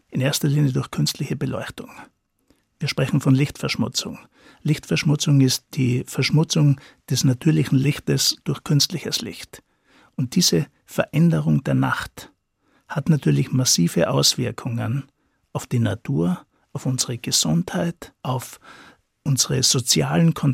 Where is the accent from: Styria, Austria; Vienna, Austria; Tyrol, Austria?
Styria, Austria; ich komme aus der Steiermark, bin aufgewachsen in einem entlegenen Teil äh, von der Steiermark auf einem Bergbauernhof